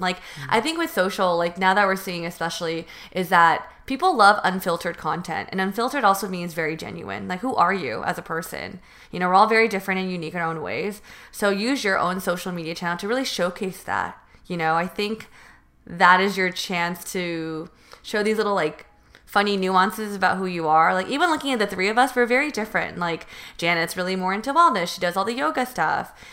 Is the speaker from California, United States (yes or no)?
yes; Northern California, United States; moved away as an adult; now in Los Angeles, United States; I did choose a college in Southern California when I'm from North NorCal.